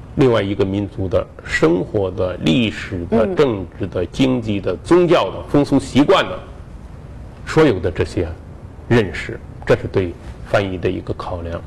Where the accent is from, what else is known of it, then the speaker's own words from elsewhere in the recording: Henan, China; 我们河南人不这么追问